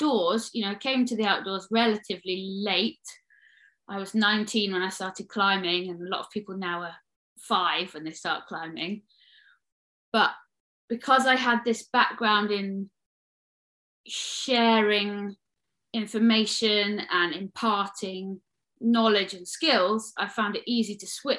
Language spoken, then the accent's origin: English; Midlands, United Kingdom; I grew up in the Midlands